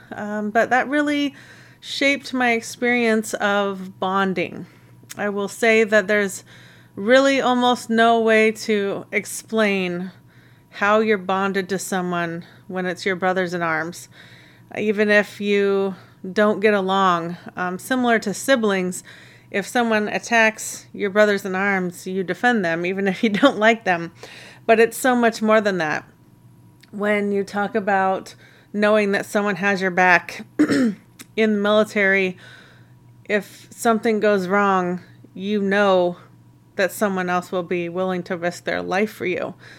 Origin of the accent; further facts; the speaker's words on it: Snohomish County, Washington, United States; I grew up in Washington State in the Snohomish County area in a couple different places